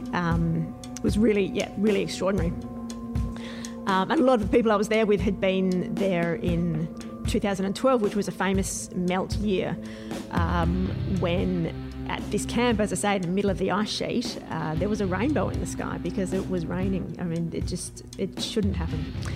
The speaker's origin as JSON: {"language": "English", "town": "Adelaide", "region": "South Australia", "country": "Australia", "said": "I'm from Adelaide, at least in South Australia"}